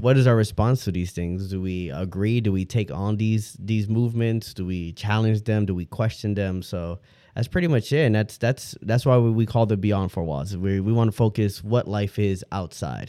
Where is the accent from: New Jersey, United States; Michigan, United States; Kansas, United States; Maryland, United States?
Michigan, United States; Detroit; moved away; I'm originally from Detroit